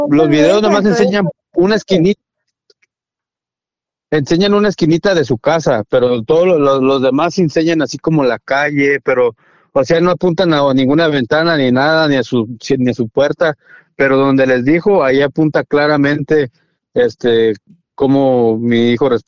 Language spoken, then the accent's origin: Spanish; Mexico; yo respeto a toda la gente porque pues yo soy mexicano, ¿verdad?